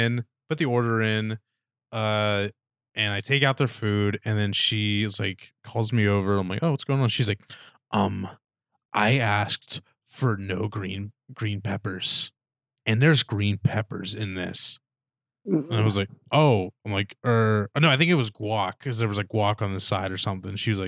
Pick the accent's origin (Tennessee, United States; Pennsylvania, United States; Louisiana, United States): Pennsylvania, United States; Punxsutawney; I love my hometown